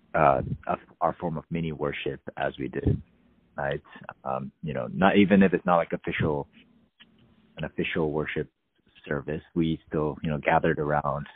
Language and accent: English; California, United States; being a Californian